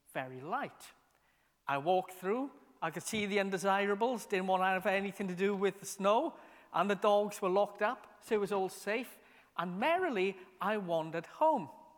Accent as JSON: {"language": "English", "town": "Merthyr Tydfil", "region": "Wales", "country": "United Kingdom", "tie": "born or raised there", "said": "when I was a kid growing up in Merthyr"}